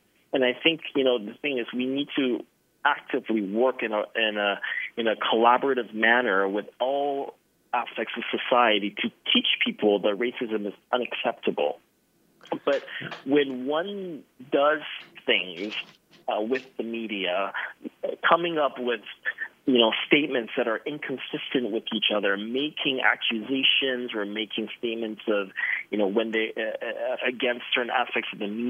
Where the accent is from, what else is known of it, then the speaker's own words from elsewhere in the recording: China; born there; I was born in China. I am ethnically Chinese